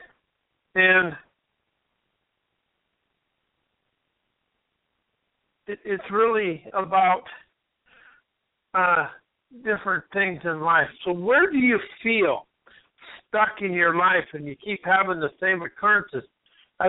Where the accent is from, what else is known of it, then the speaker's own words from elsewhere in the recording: United States; I'm an American